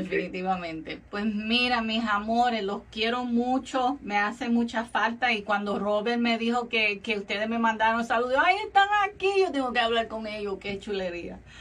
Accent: Puerto Rico; now in Florida, United States; nuestro país, de nuestro país natal, Puerto Rico

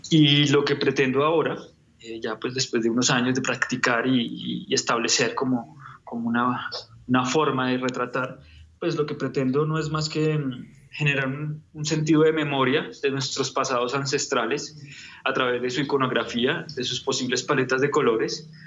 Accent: Bogotá, Bogotá Capital District, Colombia; yo soy colombiano, soy bogotano. Eh, tengo 36 años

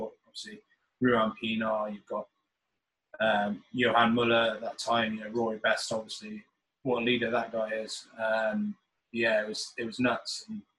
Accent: United States; born there; also born or lived in England; although obviously people keep me stick being English, but actually I was born in America, so I don't even know what I am, to be honest.

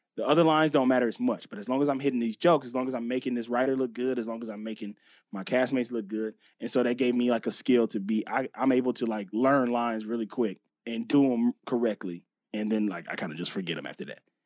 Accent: Los Angeles, California, United States; also born or lived in Inglewood; I always say West L A because I s, spent so much time in that area. So the, the Venice, La Cienega, Pico area in, in that, you know, right before you get to Culver City, which is just known as West Los Angeles. I grew up right there

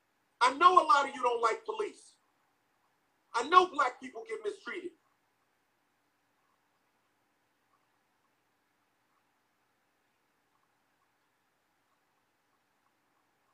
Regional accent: New York City, New York, United States; I'm from Farmers Boulevard in Queens, New York. We don't play like that. I was born and raised in the hood.

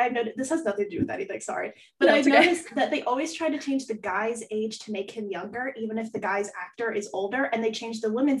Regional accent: New Jersey, United States; I was in New Jersey.

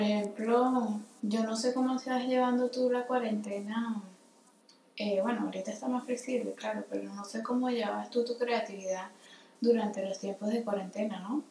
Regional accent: Caracas, Capital District, Venezuela; moved away as an adult; also born or lived in Luxembourg / France; now in Madrid, Spain; nací en Caracas, Venezuela, en el 93, ya aquí dijimos que tenía 27. La primera, edad. Este, y a los tres años me mudé a Luxemburgo Allí me quedé hasta los 8 o 9 más o menos. Eh, regresé a Caracas

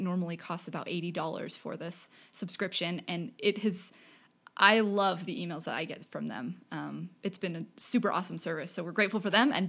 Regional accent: Bakersfield, California, United States; moved away as an adult; also born or lived in Utah; I'm from Bakersfield, California. So it's a couple hours north of LA, but also a couple hours inland.

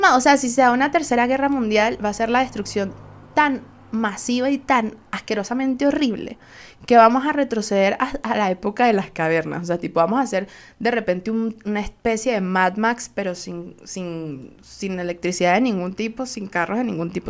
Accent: Venezuela; Soy una jeva de Venezuela

